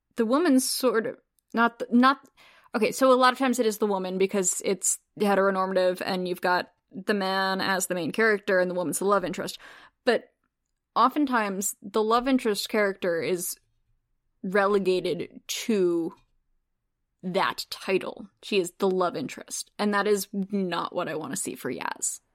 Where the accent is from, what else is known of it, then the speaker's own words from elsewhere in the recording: United States; as an American watching Demons of the Punjab, because that's not something that we're, we learn about in American schools.